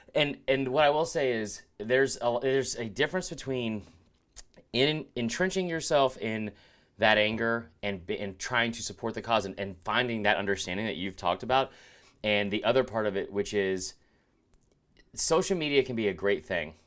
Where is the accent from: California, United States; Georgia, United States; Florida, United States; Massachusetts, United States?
Georgia, United States; Stone Mountain; I love growing up in Stone Mountain